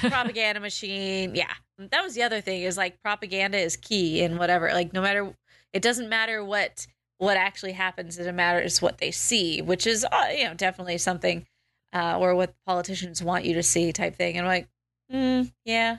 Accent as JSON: {"language": "English", "country": "United States", "tie": "born or raised there", "said": "born and bred American"}